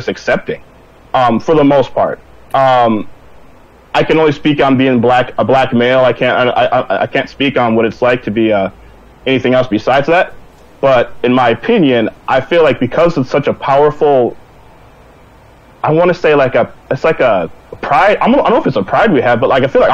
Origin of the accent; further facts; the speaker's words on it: Minneapolis, Minnesota, United States; I'm from Minneapolis, Minnesota